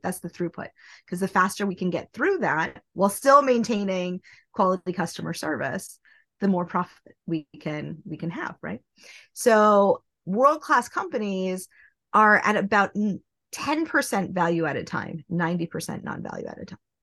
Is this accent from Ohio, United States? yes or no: no; Nebraska, United States; now in New York City, United States; I live in New York City. I am originally from Nebraska